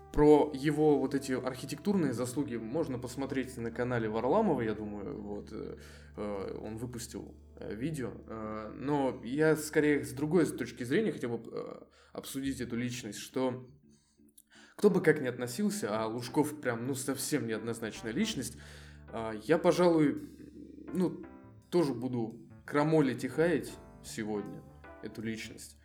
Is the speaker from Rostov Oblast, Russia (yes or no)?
no; Voronezh, Voronezh Oblast, Russia; born or raised there